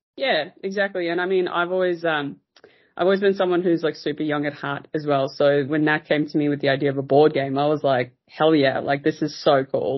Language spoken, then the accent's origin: English; South Africa; moved away as an adult; now in Australia; I'm originally from South Africa. So yeah. uh, I was born there.